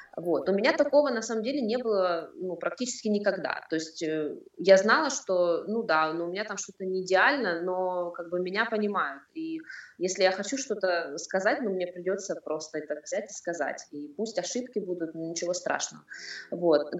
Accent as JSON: {"language": "Russian", "town": "Rostov-on-Don", "region": "Rostov Oblast", "country": "Russia", "also_born_or_lived": "Moscow", "moved": "as an adult", "lives_now": "London, United Kingdom", "said": "я из России, конечно, из э, Ростова-на-Дону. Вот, э, я там училась, окончила журфак несколько лет назад, вот, потом переехала в Москву"}